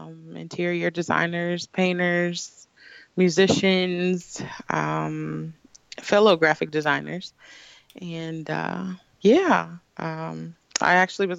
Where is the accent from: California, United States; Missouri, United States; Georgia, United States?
Missouri, United States; Kansas City; Well, I'm from the best city in Missouri, Kansas City, Missouri.